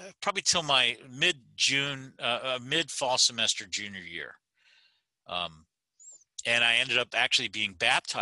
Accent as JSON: {"language": "English", "region": "Pennsylvania", "country": "United States", "tie": "born or raised there", "said": "All the kids I grew up with in Pennsylvania were Catholic"}